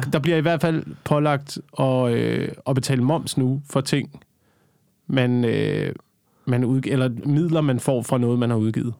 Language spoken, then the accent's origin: Danish; Slagelse, Zealand, Denmark; now in Copenhagen, Denmark; Slagelse, hvor jeg kommer fra